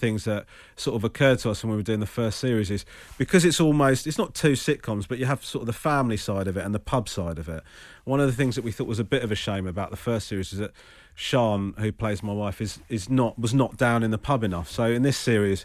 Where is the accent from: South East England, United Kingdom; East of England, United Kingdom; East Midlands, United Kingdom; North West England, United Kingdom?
South East England, United Kingdom; Crawley; I was born in Crawley, but gone to Sri Lanka